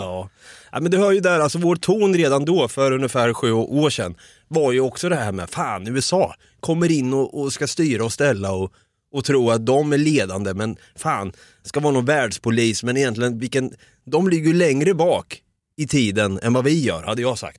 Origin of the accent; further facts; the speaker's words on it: Sweden; vi svenskar